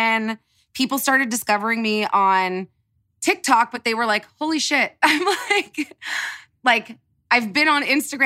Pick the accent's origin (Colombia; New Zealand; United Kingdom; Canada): Canada; moved away as an adult; now in Los Angeles, United States; I'm Canadian